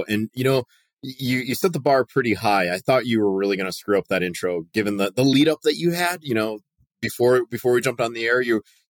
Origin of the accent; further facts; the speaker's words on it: Bristol, Connecticut, United States; So grew up in Bristol, Connecticut. Definitely a New England boy at heart.